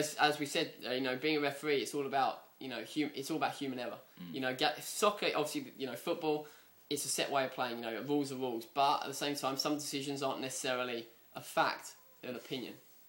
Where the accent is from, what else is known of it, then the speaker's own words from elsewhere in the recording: England, United Kingdom; now in United States; being an English person